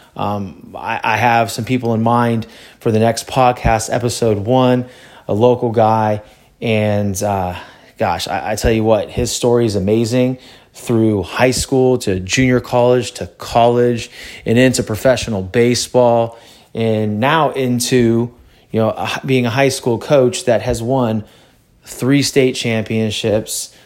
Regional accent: California, United States; also born or lived in Louisiana; I grew up in California

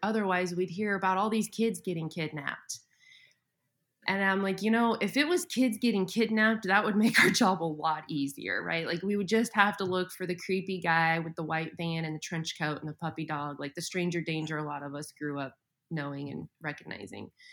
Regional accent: Colorado, United States; also born or lived in Montana; now in Oklahoma, United States; I grew up in Colorado, lived in Montana, and so I'm used to snow

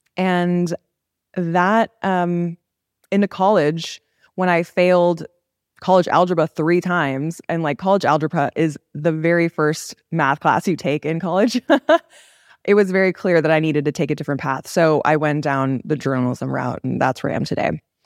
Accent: Los Angeles, California, United States; I was born in L A. I grew up in a very, like, culturally diverse area, but I still feel very Korean

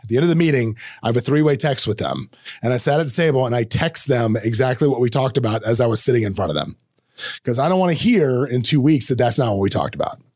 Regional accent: the South, United States; accent: Southern; me growing up in the South, I, on occasion, have a Southern accent.

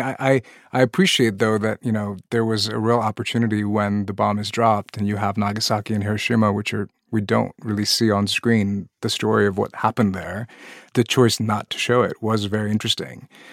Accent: Pakistan; moved away; I'm originally from Pakistan, a country that joined the nuclear arms race, had tests as well

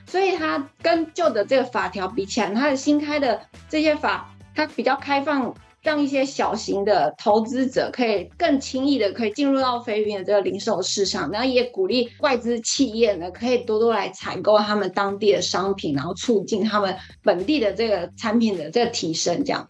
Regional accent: Taiwan; 我们在台湾讲闽南语

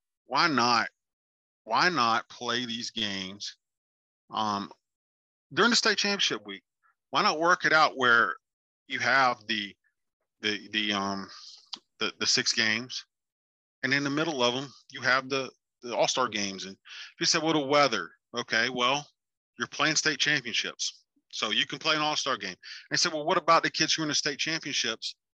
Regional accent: South Carolina, United States; now in Pennsylvania, United States; I'm from South Carolina

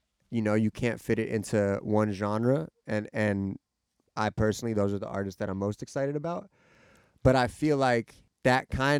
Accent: Bristol, South West England, United Kingdom; or I grew up in Bristol and we went there.

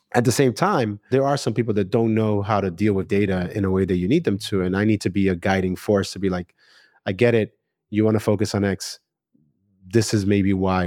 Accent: New York, United States; I'm a New Yorker

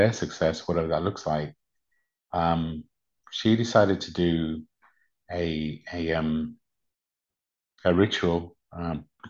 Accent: United Kingdom; born or raised there; English is a second language; also born or lived in Uganda

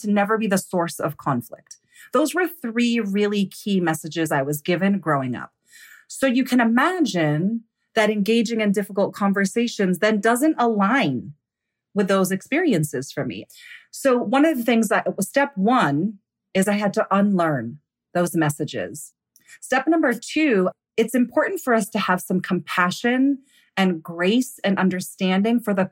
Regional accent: United States; I grew up here in the United States.

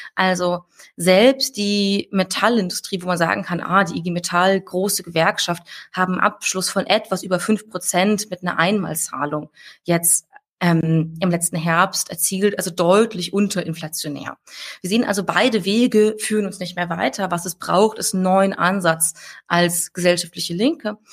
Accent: Saarland, Germany; ich komme ja aus dem Saarland. Ähm, schönstes Bundesland der Welt.

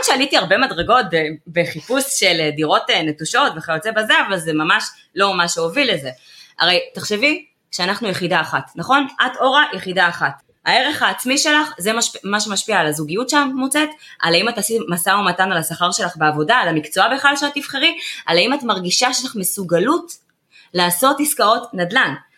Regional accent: Ramat Gan, Tel Aviv District, Israel; נולדתי ברמת עמידר, בואי, אני באה מהשכונות

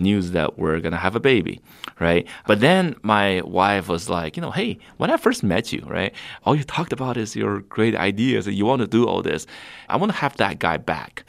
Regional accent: Beijing, China; now in United States; my hometown, Beijing, China

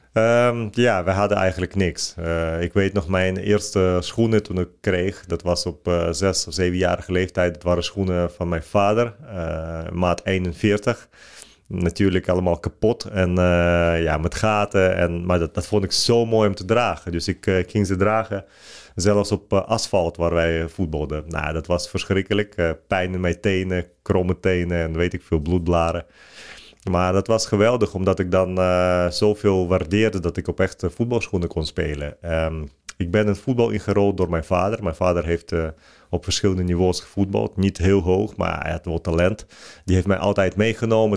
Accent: Ukraine; Dutch is a second language; now in Netherlands; Ik, ik ben geboren in de Sovjet-Unie

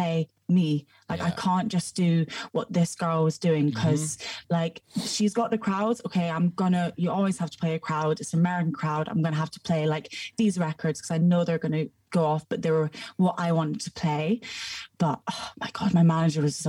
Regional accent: Scotland, United Kingdom; accent: Scottish; also born or lived in Houston, Texas, United States; now in London, United Kingdom; Born in America, moved to Scotland, and now I'm in London.

